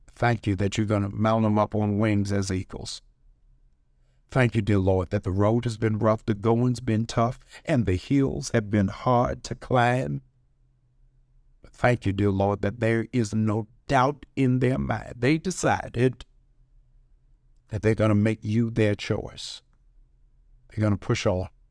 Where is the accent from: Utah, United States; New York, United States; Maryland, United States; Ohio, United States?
Maryland, United States; Baltimore; I'm from Baltimore.